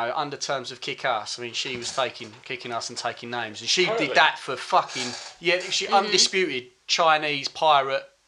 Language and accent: English; Essex, East of England, United Kingdom; also born or lived in Birmingham; I come from Essex... I was used to my own culture and what we did here, which was predominantly white, right? I think there was like two black lads at my junior school